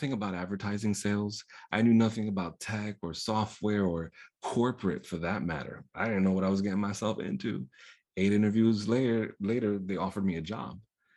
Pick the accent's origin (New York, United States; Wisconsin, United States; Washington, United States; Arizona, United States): New York, United States; first language Spanish; English is a second language; growing up in poverty, growing up in New York, being Caribeño